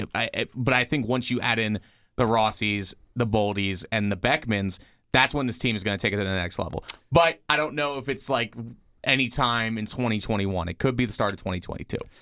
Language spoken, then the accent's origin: English; Philadelphia, Pennsylvania, United States; my hometown team of the Flyers